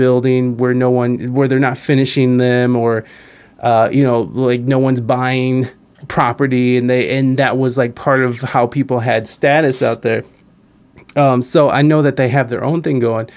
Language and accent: English; United States; I enjoyed being an American as a kid